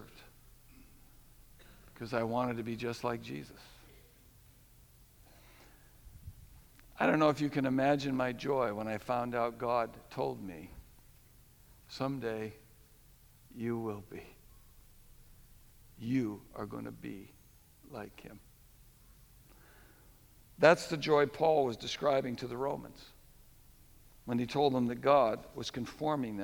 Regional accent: New England, United States; we grew up in New England

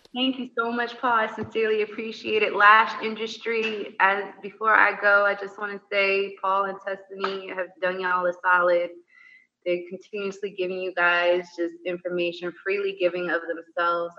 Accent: United States; moved away; also born or lived in Italy / London; being an American

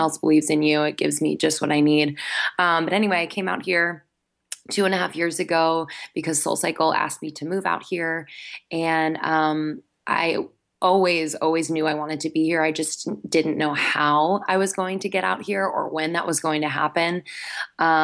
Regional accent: Philadelphia, Pennsylvania, United States; moved away as an adult; also born or lived in Boston / New York City; I am from the East Coast, so I'm from Philadelphia, the Philadelphia area, just north of Philadelphia.

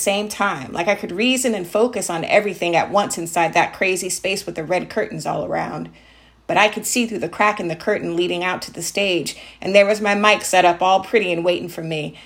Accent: Jacksonville, Florida, United States; I'm from Jacksonville, Florida, which is the hometown

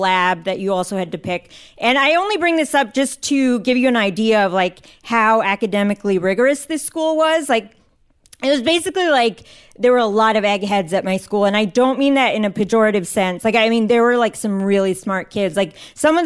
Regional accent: Northern Virginia, United States; I grew up in Northern Virginia

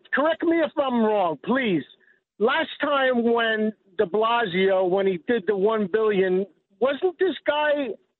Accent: New York City, New York, United States; We come from Brooklyn, baby. We come from Brooklyn.

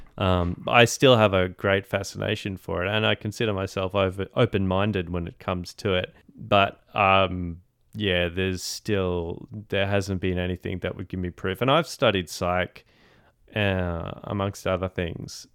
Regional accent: Australia; as an Australian

